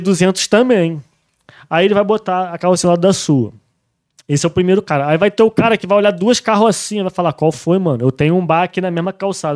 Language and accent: Portuguese; Rio de Janeiro, Brazil; moved away as an adult; also born or lived in Barra / Spain; eu fui forjado no subúrbio do Rio de Janeiro